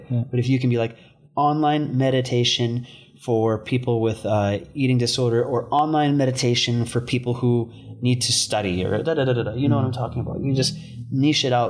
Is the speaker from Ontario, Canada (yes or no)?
no; Vancouver, British Columbia, Canada; moved away as an adult; now in Bali, Indonesia; I was a product of my environment growing up in East Vancouver